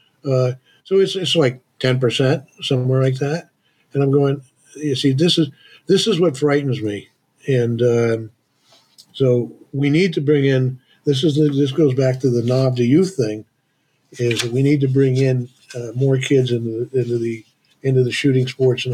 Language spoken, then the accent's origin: English; Vermont, United States; I grew up in a town that was about 15 miles away from here. So I'm one of the last native Vermonters